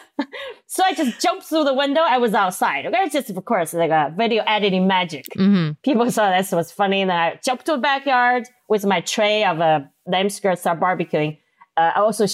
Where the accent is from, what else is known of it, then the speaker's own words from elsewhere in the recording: Sichuan, China; English is a second language; moved away as an adult; also born or lived in Minnesota, United States; now in United States; I'm from Sichuan, China, and we eat a lot of spicy food